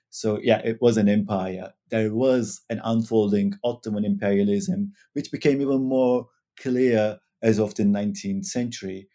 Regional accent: Turkey; moved away as an adult; also born or lived in Manchester, United Kingdom; now in Utrecht, Netherlands; I'm originally from Turkey, now living in Utrecht in the Netherlands

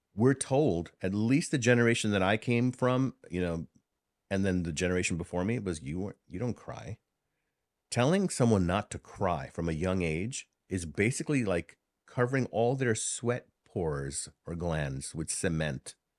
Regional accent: New York City, New York, United States; accent: Bronx English; first language Hindi; English is a second language; also born or lived in Harlem / India (ancestry); I'm from New York City. I was born in Harlem, raised in the Bronx. My family came from India. And, um, my first language was Hindi.

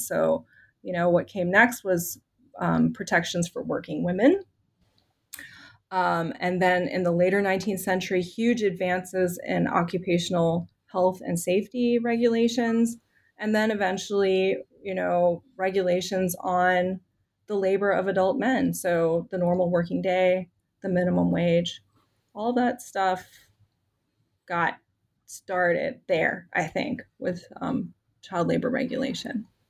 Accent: Richmond, Virginia, United States; moved away as an adult; also born or lived in Chicago / Washington, D.C.; I grew up in Richmond, Virginia

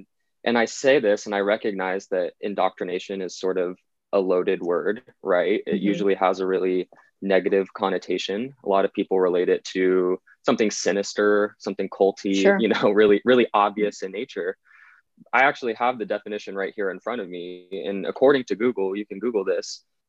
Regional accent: Northern California near Sacramento, United States; Well, I am 21 years old. I was born in Northern California near Sacramento, a very middle-class, blue-collar community and home.

